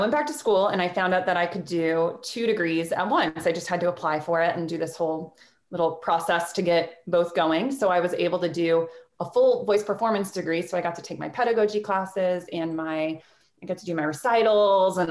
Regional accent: Jacksonville, Florida, United States; I'm from Florida. I'm from Jacksonville, Florida

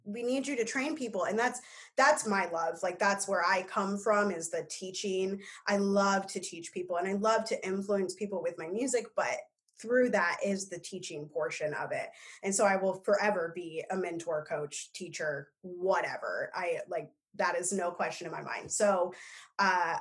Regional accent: Omaha, Nebraska, United States; now in Minneapolis, United States; I grew up in Omaha

